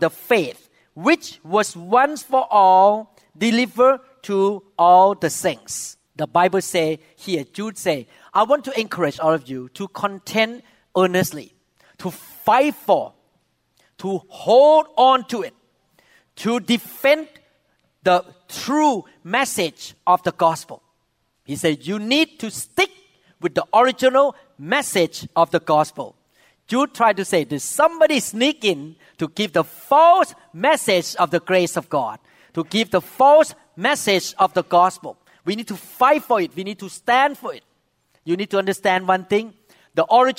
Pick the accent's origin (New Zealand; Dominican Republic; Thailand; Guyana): Thailand; moved away; I came from Thailand